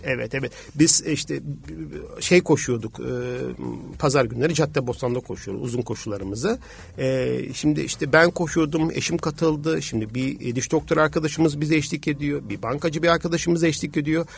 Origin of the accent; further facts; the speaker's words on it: Tuzla, Istanbul, Turkey; also born or lived in Los Angeles, United States; Tuzlalıyım, bir deniz çocuğuyum, yani bir köy çocuğuyum